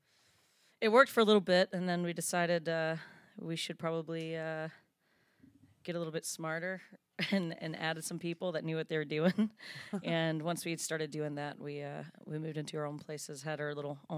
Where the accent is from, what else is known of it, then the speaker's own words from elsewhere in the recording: Tuscaloosa, Alabama, United States; also born or lived in Birmingham, Alabama; I'm originally from Tuscaloosa